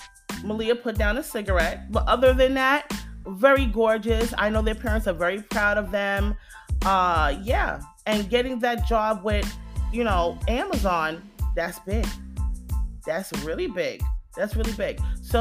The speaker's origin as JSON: {"language": "English", "town": "New York City", "region": "New York", "country": "United States", "tie": "born or raised there", "said": "I'm a Generation Xer. I grew up in New York City in the 80s and the 90s"}